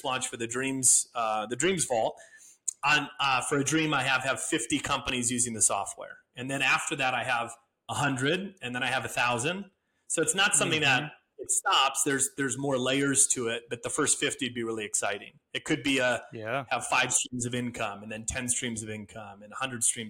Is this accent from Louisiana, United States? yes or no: no; Wisconsin, United States; moved away; I'm from Wisconsin originally